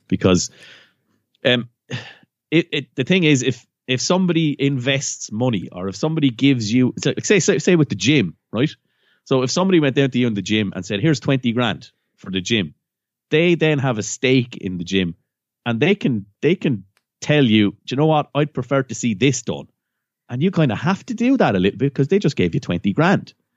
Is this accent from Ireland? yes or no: yes; County Waterford, Munster, Ireland; I'm from County Waterford